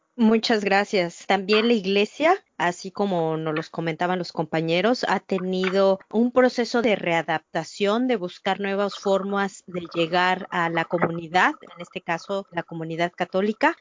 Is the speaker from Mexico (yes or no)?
yes; Mexico; moved away; Somos mexicanos los que estamos ahorita en esta plática y como migrantes